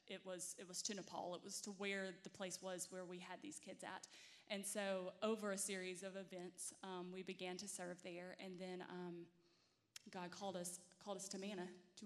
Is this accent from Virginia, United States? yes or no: no; Mississippi, United States; moved away as an adult; we are from Mississippi originally. We had never really traveled anywhere or done anything. We both grew up in really small Southern Baptist churches